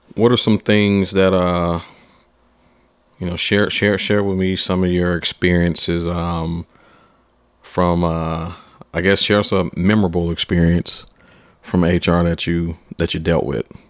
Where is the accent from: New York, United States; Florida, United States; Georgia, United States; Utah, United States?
Georgia, United States; Atlanta; I'm from Atlanta too